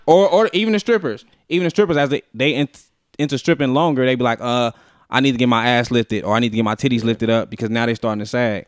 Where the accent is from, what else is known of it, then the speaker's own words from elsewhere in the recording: Las Vegas, Nevada, United States; I'm from Vegas